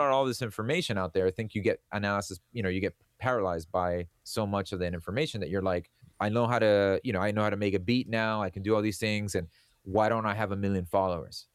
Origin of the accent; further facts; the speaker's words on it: Miami, Florida, United States; I grew up here in Miami, Florida